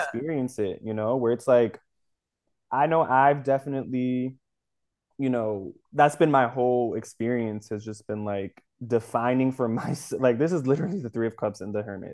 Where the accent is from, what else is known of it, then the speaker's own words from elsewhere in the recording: United States; also born or lived in Dominican Republic; I'm American because I was born here